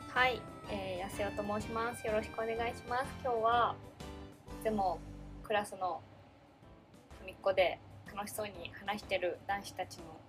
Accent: Oita, Japan; moved away as an adult; now in Tokyo, Japan; 半年ぐらい大分の実家に帰って

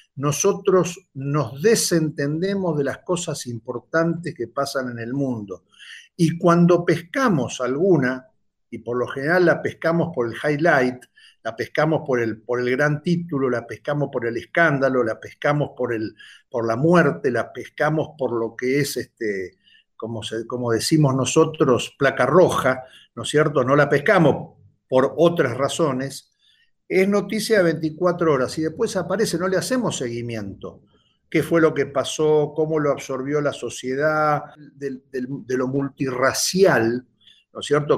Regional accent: Argentina

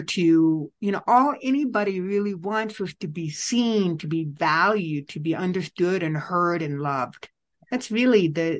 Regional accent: Illinois, United States; moved away; also born or lived in Vietnam; I was born and raised in Illinois

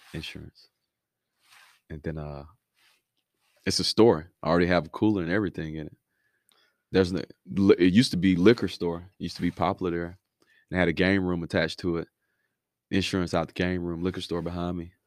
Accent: Miami, Florida, United States; moved away; also born or lived in Five Points, Alabama; Originally from Miami, moved to Five Points, Alabama

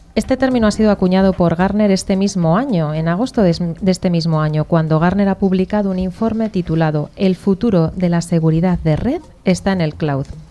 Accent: Basque Country, Spain; moved away; Yo soy vasca

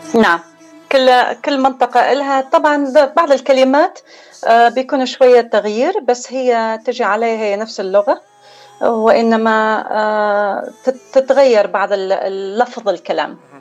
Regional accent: Baghdad, Baghdad Governorate, Iraq; moved away; أنا ترعرعت في بغداد

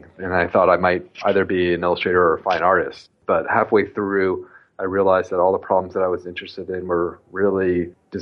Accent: United States; moved away as an adult; also born or lived in Southern California / New York; I grew up on the East Coast near Washington, D.C.

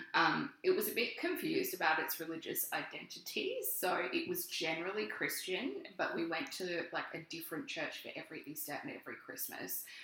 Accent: Australia; We are a couple of queer Australian health professionals

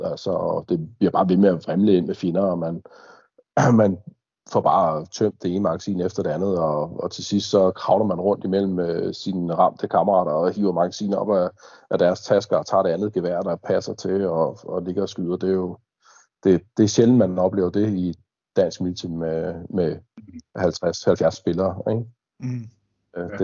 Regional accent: Denmark; både du og jeg som dansker

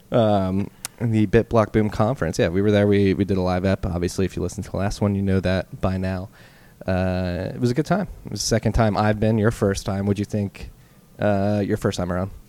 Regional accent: Philadelphia, Pennsylvania, United States; I am at least, from the Philadelphia area.

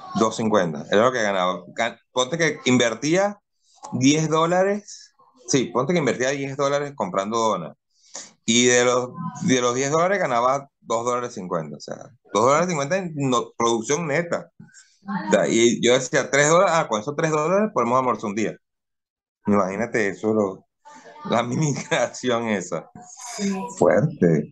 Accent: Cumaná, Sucre, Venezuela; moved away as an adult; now in Guayaquil, Ecuador; me voy a, a mi pueblo, a Cumaná

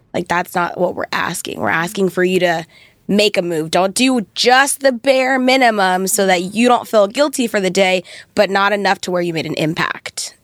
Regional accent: Thousand Oaks, California, United States; grew up in Thousand Oaks

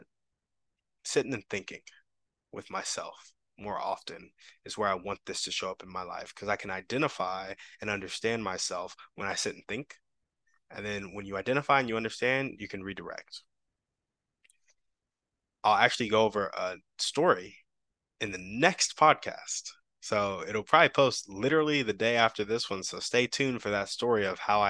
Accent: United States; I grew up Black in America

